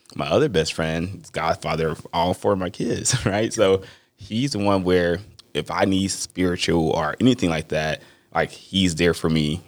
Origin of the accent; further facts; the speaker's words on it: Mississippi, United States; I'm from Mississippi